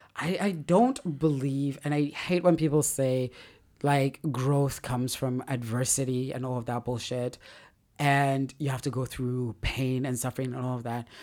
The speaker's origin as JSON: {"language": "English", "region": "Lagos", "country": "Nigeria", "said": "as a Nigerian in, in Lagos"}